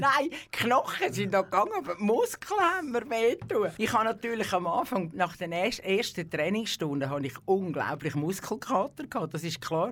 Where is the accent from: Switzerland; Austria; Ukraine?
Switzerland; Küsnacht, Zurich; Ich bin in Küsnacht am Zürichsee aufgewachsen, also äh, ja, auf die Welt gekommen und aufgewachsen